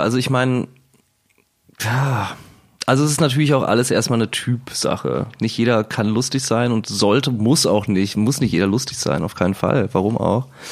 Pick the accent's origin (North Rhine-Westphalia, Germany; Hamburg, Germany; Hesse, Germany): North Rhine-Westphalia, Germany; Cologne; now in Berlin, Germany; wir sind Kölsche Jungs